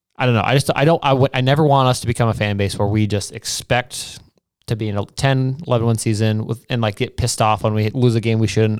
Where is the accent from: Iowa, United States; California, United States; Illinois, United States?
Iowa, United States; also born or lived in Nebraska / New Mexico; I was born in Nebraska. Thomas was born in Carn, or Albuquerque, New Mexico. So, like, we weren't born in Iowa.